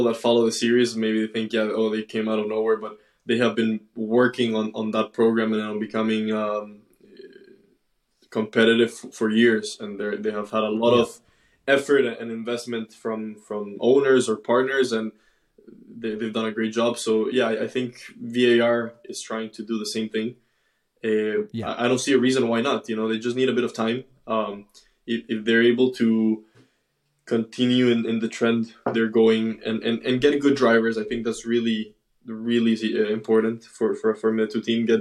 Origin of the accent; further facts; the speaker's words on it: United States; I'm an American driver